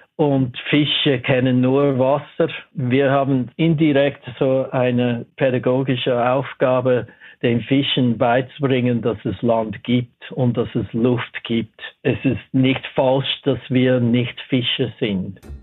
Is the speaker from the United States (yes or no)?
yes; Los Angeles, California, United States; German is a second language; moved away as an adult; also born or lived in Pasadena, California; now in Switzerland; Ich bin in Watts aufgewachsen. Also während der ersten elf Jahren war ich dort.